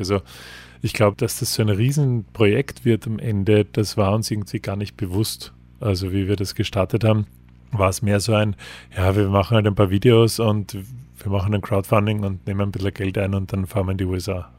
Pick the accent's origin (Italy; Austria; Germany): Austria; für uns als, als Österreicher